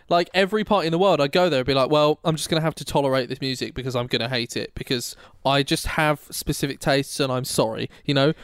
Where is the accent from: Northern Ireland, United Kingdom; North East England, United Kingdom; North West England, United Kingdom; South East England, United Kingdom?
South East England, United Kingdom; Oxfordshire; I'm from Oxfordshire